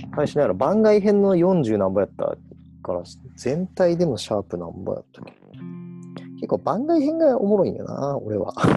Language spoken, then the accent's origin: Japanese; Kagawa, Japan; 香川出身空海と同じ出身地